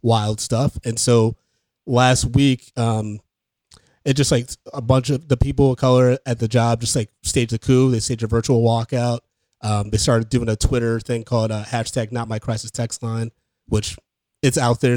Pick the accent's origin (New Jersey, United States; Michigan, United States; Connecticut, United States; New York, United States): Michigan, United States; Ann Arbor; I grew up in Ann Arbor, Michigan